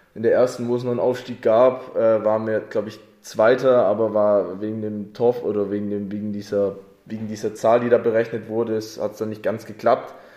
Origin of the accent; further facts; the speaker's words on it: Oberjesingen, Baden-Württemberg, Germany; gebürtig bin ich aus Oberjesing, hab da, bin da ich aufgewachsen und wohne da immer noch